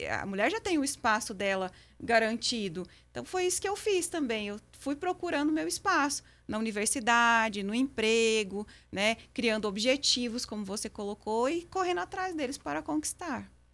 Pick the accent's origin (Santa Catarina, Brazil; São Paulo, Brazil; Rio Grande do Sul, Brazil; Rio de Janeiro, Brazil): Santa Catarina, Brazil; western; moved away as an adult; now in Patrocínio, Brazil; eu sou catarinense